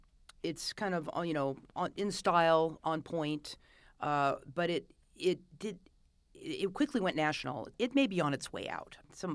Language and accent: English; Los Angeles, California, United States; I grew up in Los Feliz, which is not Los Feliz.